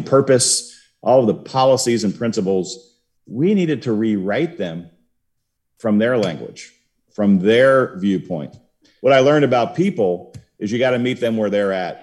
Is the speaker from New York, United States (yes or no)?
no; Cincinnati, Ohio, United States; moved away as an adult; also born or lived in Warsaw, Poland; I grew up in Cincinnati, but I wound up, uh, moving nine times and coming back to Cincinnati four times